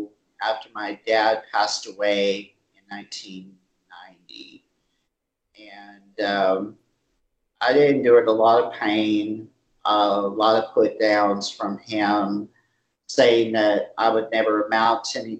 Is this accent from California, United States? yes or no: yes; California, United States; born there; I was born in Lidway, close to Los Angeles.